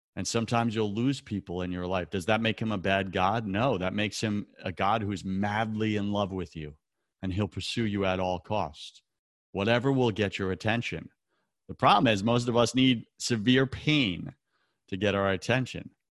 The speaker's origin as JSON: {"language": "English", "town": "New York City", "region": "New York", "country": "United States", "tie": "born or raised there", "said": "New York City. That's my hometown."}